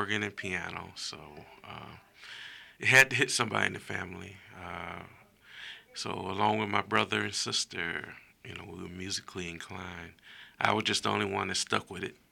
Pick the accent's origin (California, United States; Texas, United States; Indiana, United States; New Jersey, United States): Indiana, United States; Gary; I'm originally from Gary, Indiana.